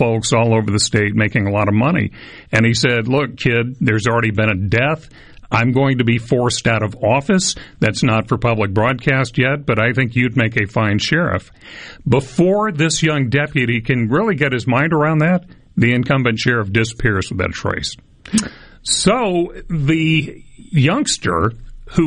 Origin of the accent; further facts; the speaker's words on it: Starkville, Mississippi, United States; I grew up in Starkville